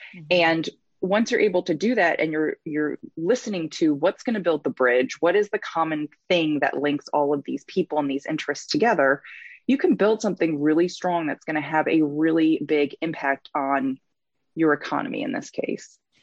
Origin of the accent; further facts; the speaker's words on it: Michigan, United States; now in Tennessee, United States; I'm originally from Michigan